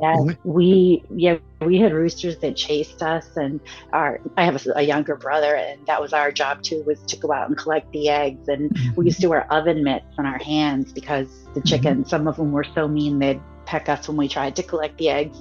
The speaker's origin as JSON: {"language": "English", "region": "New England", "country": "United States", "tie": "born or raised there", "said": "I grew up in New England."}